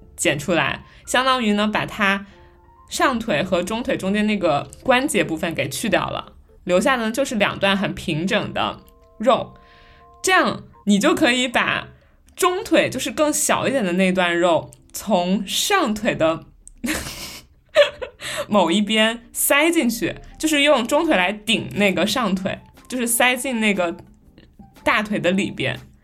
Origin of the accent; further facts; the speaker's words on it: Hubei, China; now in Shanghai, China; 这个梁子湖的螃蟹，就是我从小吃到大的一种螃蟹